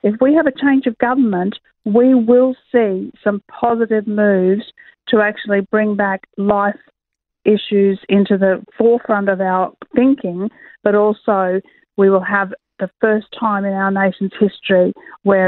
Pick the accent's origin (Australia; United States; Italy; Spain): Australia; Queensland; I am a Queenslander myself